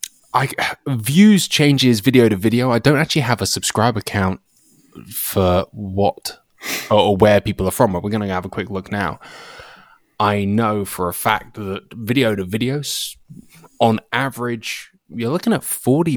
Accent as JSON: {"language": "English", "country": "United Kingdom", "lives_now": "United States", "said": "I think that's the truth of it. Like, the quality of the videos is now good enough for people to go, it's okay, he's British"}